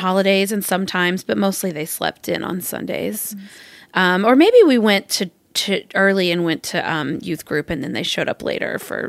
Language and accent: English; Arkansas, United States; I grew up in Arkansas.